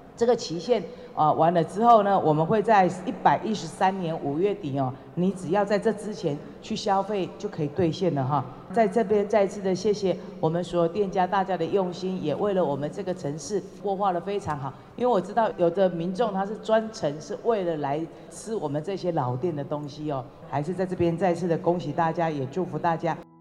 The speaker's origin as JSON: {"language": "Chinese", "region": "Changhua County", "country": "Taiwan", "said": "也是我们彰化人的一个骄傲"}